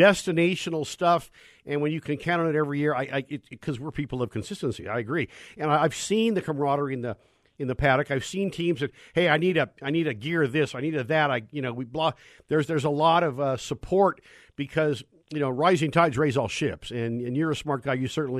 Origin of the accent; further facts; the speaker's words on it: Bay Area, California, United States; as a kid growing up in the Bay Area